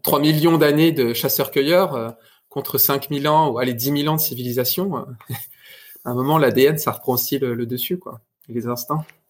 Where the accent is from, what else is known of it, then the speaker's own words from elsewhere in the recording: France; moved away as an adult; j'ai regardé mon territoire de là où je viens en France. et après dix ans autour du monde, pour le coup littéralement, ben il était temps de rentrer dans ma région